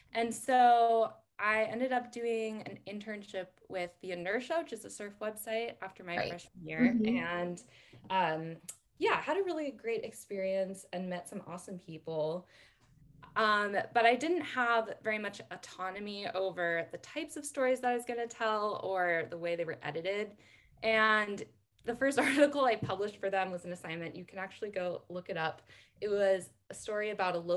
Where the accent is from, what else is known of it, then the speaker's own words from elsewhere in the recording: Northern California, United States; I grew up in Northern California and had kind of a rural NorCal upbringing.